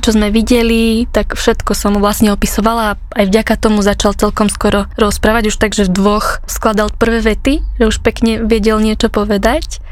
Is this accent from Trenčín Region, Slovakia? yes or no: yes; Dubnica nad Váhom, Trenčín Region, Slovakia; Ja som z Dubnice nad Váhom